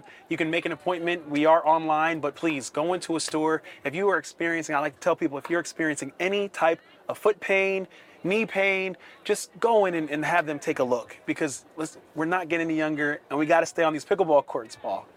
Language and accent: English; right outside of Philadelphia, Pennsylvania, United States; moved away as an adult; also born or lived in Atlanta / New Orleans / Buffalo; born and raised in Pennsylvania, right outside of Philadelphia